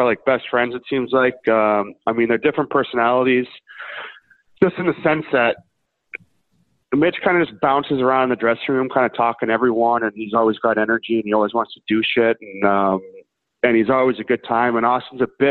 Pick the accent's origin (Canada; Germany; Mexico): Canada; Vancouver, British Columbia; I grew up in Vancouver